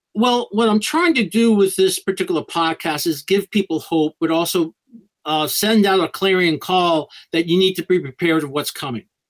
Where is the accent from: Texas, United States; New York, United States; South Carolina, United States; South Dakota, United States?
New York, United States; New York City; now in South Florida, United States; I grew up in New York City